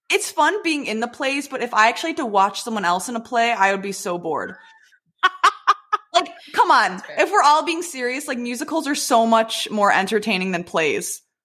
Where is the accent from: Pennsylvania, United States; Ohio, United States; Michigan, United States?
Michigan, United States; Detroit; also born or lived in Plymouth, Michigan; I am from the Detroit area, live in Plymouth